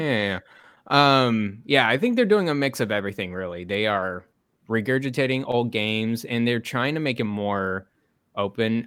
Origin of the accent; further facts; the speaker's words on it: Texas, United States; growing up in Texas